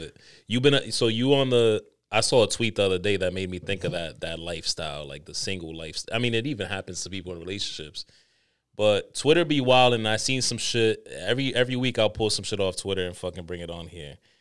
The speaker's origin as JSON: {"language": "English", "country": "Dominican Republic", "said": "I'm the Dominican"}